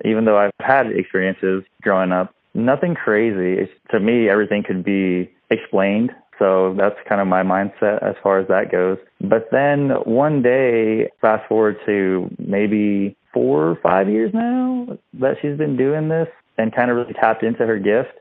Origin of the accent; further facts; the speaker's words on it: Midland, Texas, United States; moved away as an adult; now in San Antonio, United States; we're from West Texas. I'm from Midland, Texas